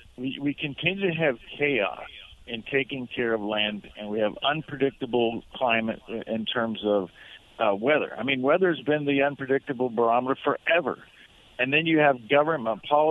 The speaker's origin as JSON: {"language": "English", "region": "Nebraska", "country": "United States", "tie": "born or raised there", "said": "my home state of Nebraska"}